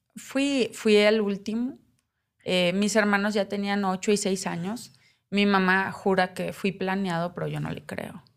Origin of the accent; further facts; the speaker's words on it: Navojoa, Sonora, Mexico; moved away as an adult; also born or lived in Puebla; now in Mexico City, Mexico; Yo nací en Nabujoa Sonora, el 86, un 11 de noviembre.